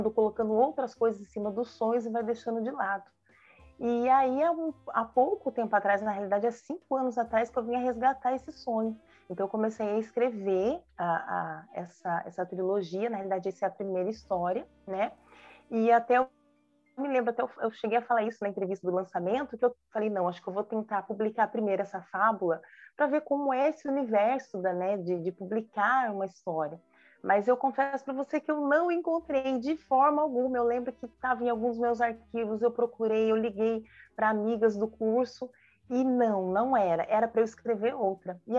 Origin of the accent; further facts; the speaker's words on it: São Paulo, Brazil; born there; now in Jacareí, Brazil; Eu sou nascida em São Paulo, mas eu moro há muitos anos na cidade de Jacareí, interior de São Paulo, aqui no Vale do Paraíba.